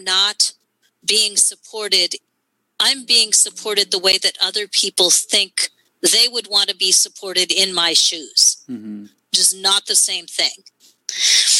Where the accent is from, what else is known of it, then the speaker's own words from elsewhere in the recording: New York, United States; I'm from New York.